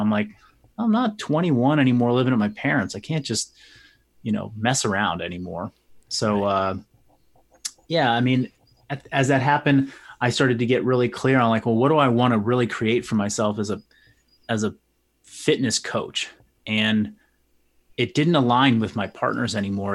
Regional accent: Marin County, California, United States; a collection of gyms here in Marin County. So there were three that were all under the same brand. Um, and that was my partner's brand. It was their name. It was, uh, they had been around for a while. Um, we opened up a, a satellite location or, you know, another location in my hometown

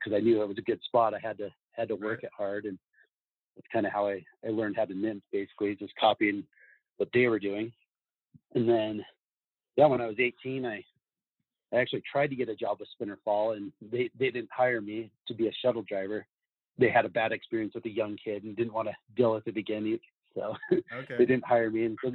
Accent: Salt Lake City, Utah, United States; I grew up in Salt Lake City

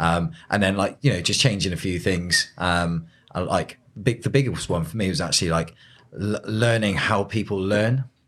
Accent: Peasedown St John, South West England, United Kingdom; I grew up in Pete's Town, Saint John.

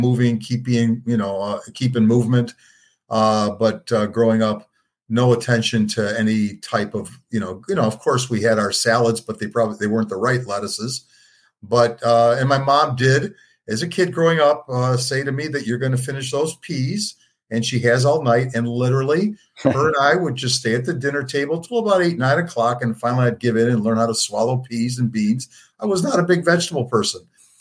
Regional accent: Detroit, Michigan, United States; I grew up in Detroit, moved in eighth grade to the suburbs

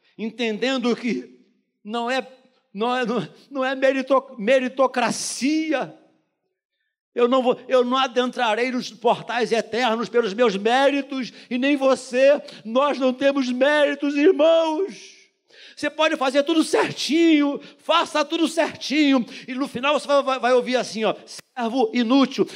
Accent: Brazil; nascido e criado no Jardim Metrópolis

